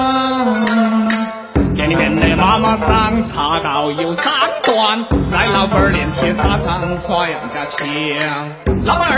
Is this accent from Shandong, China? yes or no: no; Sichuan, China; 我们四川人